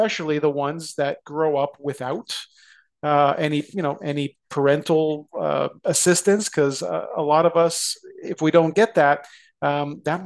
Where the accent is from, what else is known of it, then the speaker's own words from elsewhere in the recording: Toronto, Ontario, Canada; I grew up in the Scarborough community of Toronto